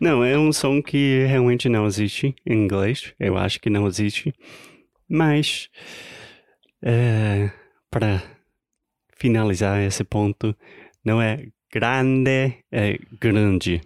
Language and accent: Portuguese; United States; Portuguese is a second language; Eu sou americano, tentando aprender, melhorar o meu português